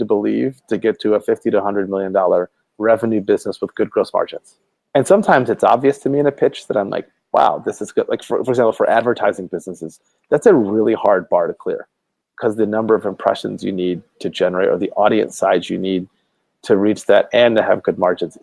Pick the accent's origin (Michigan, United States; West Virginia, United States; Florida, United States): Michigan, United States; outside of Detroit; moved away as an adult; now in Northern California, United States; I was born in outside of Detroit, Michigan